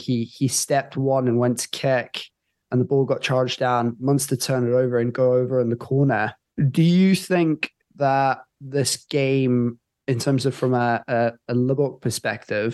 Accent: South Africa; as South African fans

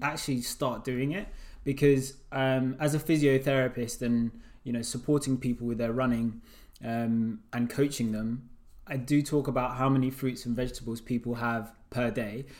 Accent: Uganda; I'm from Uganda

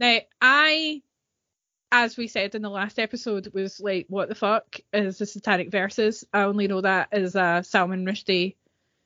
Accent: East Kilbride, Scotland, United Kingdom; no, I'm from East Kilbride.

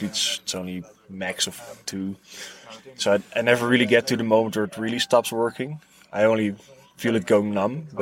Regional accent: Netherlands; I'm from Holland.

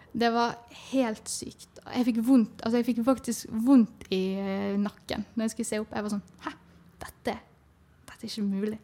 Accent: Bergen, Vestland, Norway; Jeg kommer fra Bergen

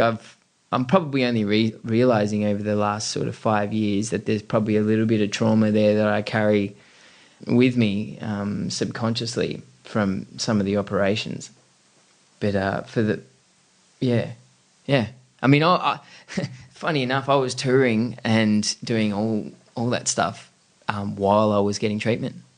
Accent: Camden, New South Wales, Australia; also born or lived in Coogee; Grew up in Camden, right. southwest Sydney.

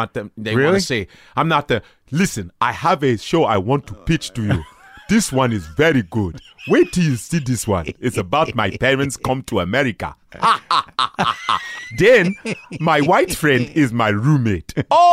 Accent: Chicago, Illinois, United States; born or raised there; also born or lived in Lincoln, Nebraska

